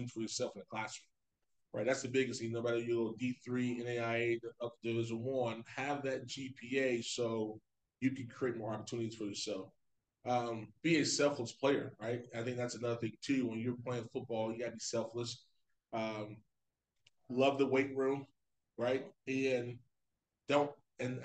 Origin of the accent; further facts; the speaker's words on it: Florida, United States; moved away as an adult; now in Ohio, United States; I'm from Florida